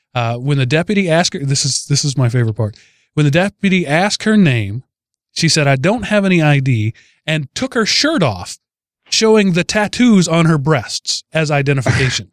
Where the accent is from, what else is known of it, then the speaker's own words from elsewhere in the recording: Texas, United States; I'm from Texas